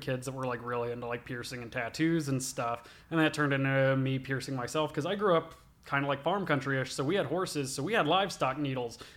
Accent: Albany, Georgia, United States; also born or lived in Sylvester, Georgia; I grew up in Albany, Georgia

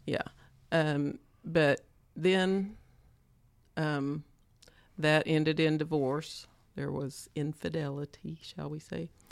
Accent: Stilwell, Oklahoma, United States; I grew up around Stillwell, Oklahoma

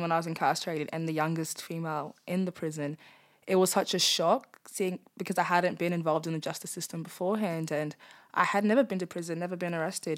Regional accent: Darwin, Northern Territory, Australia; I'm born and bred in Darwin.

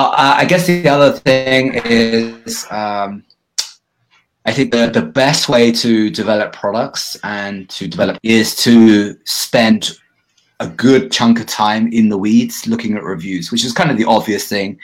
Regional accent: United Kingdom; accent: British English; also born or lived in Bali; now in Vancouver, Canada; my being British English

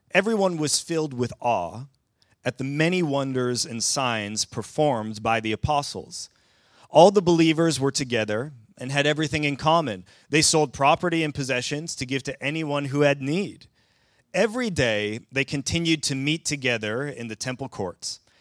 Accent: southern Ontario, Canada; moved away as an adult; now in Sweden; as a Canadian who grew up in the southern part of the province of Ontario

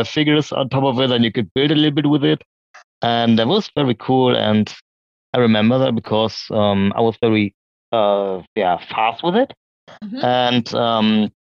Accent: Oldenburg, Lower Saxony, Germany; I was born here in Oldenburg, still living here

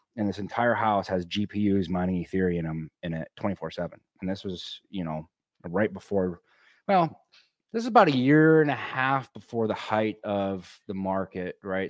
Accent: Michigan, United States; moved away as an adult; also born or lived in Colorado; I grew up in the Midwest, you know, uh, in Michigan

